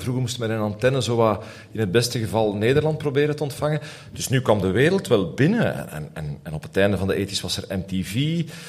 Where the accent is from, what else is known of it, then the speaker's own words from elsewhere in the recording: Aalst, Flanders, Belgium; ik groeide op in Aalst.